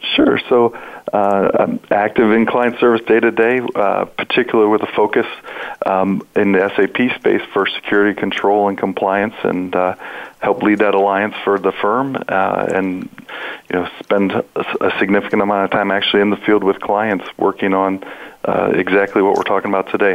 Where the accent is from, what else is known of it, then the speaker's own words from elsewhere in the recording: Ohio, United States; I'm also born and bred in Ohio